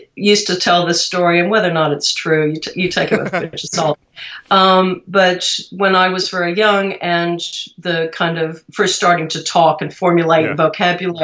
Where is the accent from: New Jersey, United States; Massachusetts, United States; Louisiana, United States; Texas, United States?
Texas, United States; Austin; growing up in Austin